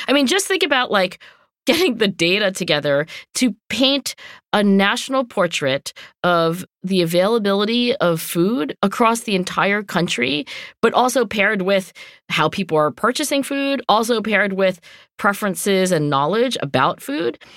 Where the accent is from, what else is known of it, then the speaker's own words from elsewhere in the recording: Philadelphia, Pennsylvania, United States; I'm from Philadelphia